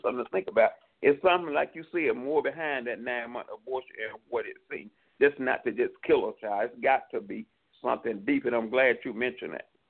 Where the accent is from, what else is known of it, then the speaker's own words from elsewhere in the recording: New York City, New York, United States; also born or lived in Atlanta, Georgia; I'm originally from New York. I came back to New York City.